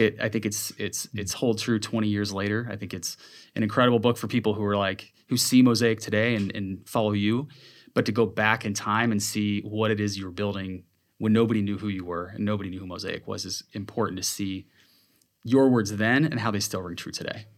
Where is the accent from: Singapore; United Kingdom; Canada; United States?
United States; Seattle, Washington; moved away as an adult; also born or lived in Whidbey Island / Renton / Los Angeles; now in Seattle, United States; I'm from Seattle. Grew up in the Seattle area